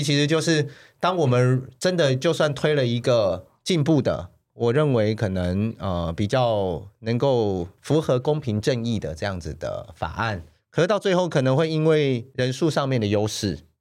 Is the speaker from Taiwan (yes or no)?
yes; Zhudong, Hsinchu County, Taiwan; also born or lived in Taipei; 我阿公从浙江，我是第三代在台湾，但我从小就在客家庄长大，所以在身份的认同上面，我自己就会觉得我自己是客家人